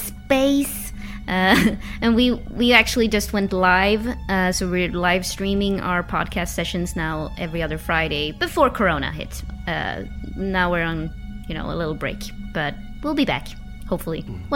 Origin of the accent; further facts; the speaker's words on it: Uppsala, Uppsala County, Sweden; now in New York, United States; I'm Swedish. About me, by the way … I'm born and raised in Uppsala, Sweden, and I live in New York currently.